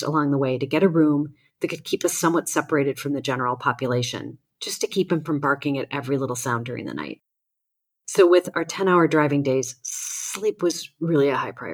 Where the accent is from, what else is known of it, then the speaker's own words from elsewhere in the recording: Chicago, Illinois, United States; also born or lived in Austin, Texas; now in California, United States; from my hometown of Chicago